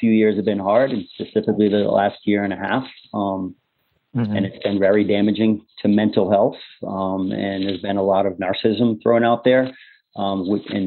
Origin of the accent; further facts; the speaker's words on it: Cambridge, Massachusetts, United States; I'm a guy from the Northeast, Cambridge, Massachusetts